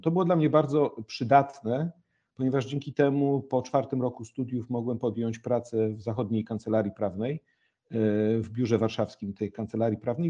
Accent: Gryfice, West Pomeranian Voivodeship, Poland; moved away as an adult; also born or lived in Warsaw; chłopak z małej miejscowości, z której pochodzę, Gryfice w województwie zachodniopomorskim

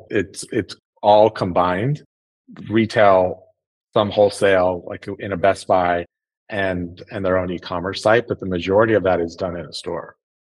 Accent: South Lake Tahoe, California, United States; I grew up in in Northern California in Tahoe

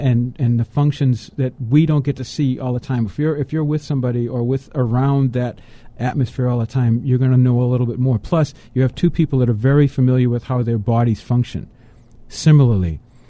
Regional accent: Boston, Massachusetts, United States; I'm from Boston, okay, so they had the Boston, Massachusetts Minuteman.

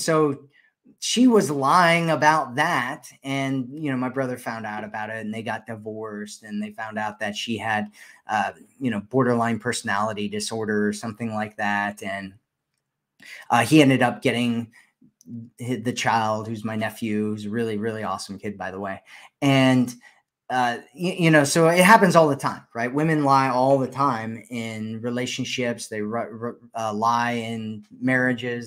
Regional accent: Ohio, United States; I'm from Ohio originally, and I'm in Ohio right now actually.

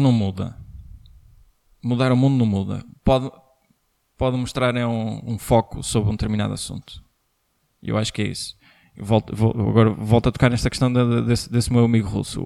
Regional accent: Portugal; nós como portugueses

